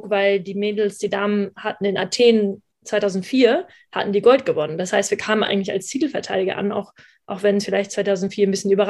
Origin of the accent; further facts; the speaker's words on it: Hamburg, Germany; also born or lived in Düsseldorf; Ich bin eigentlich Hamburger Dern, eigentlich aus Hamburg und bin dann aber nach Düsseldorf zum Studium